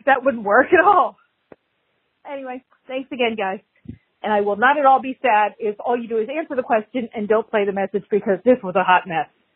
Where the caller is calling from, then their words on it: Florida, United States; I'm calling from Florida.